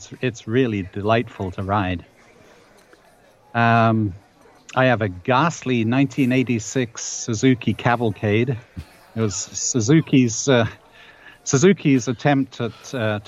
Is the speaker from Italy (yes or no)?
no; England, United Kingdom; accent: English; moved away as an adult; now in Ontario, Canada; I'm a 69-year-old former Englishman, as you can probably tell by my accent